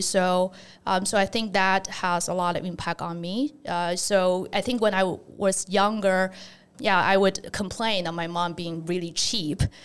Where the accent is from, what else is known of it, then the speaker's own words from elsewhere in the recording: China; moved away as an adult; also born or lived in Nanjing / Zhejiang; now in United States; I grew up in China, so in kind of the, uh, area pretty close to Shanghai